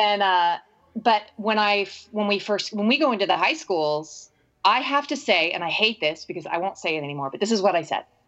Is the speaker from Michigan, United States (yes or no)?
no; Arizona, United States; moved away; also born or lived in Bandon; Arizona is my hometown